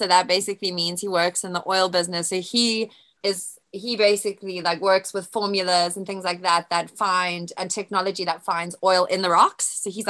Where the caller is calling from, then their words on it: Tunbridge, South East England, United Kingdom; So I am in Kent in the UK, which is in the south. I stay in Tunbridge. So that's about a 45-minute train journey from central London.